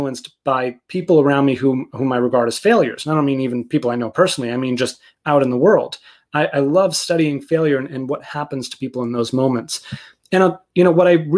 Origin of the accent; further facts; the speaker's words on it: outside of Boston, Massachusetts, United States; I grew up outside of Boston.